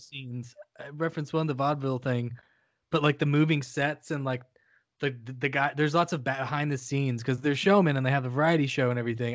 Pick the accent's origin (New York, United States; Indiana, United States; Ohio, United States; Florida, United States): Ohio, United States; central; moved away; also born or lived in North Carolina; I was born and spent the first four hundred years of my life in central Ohio, where winter is a fucking thing